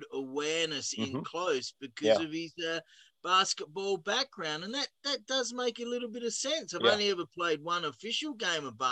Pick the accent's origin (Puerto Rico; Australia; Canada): Australia; moved away; I grew up in Australia